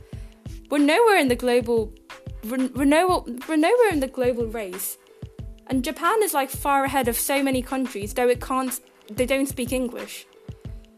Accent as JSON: {"language": "English", "country": "India", "first_language": "Telugu", "second_language": "English", "said": "because we're just Telugu people and we want to talk in Telugu"}